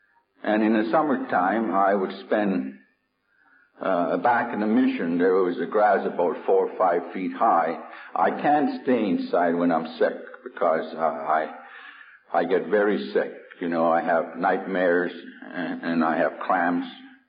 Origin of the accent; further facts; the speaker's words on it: United States; And being an Indian, it always bothered me. I remember in New York State